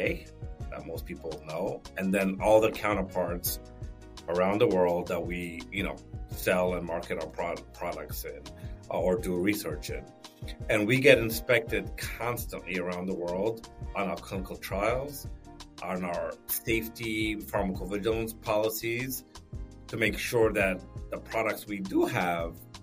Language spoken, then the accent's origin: English; Ethiopia; I was born in Ethiopia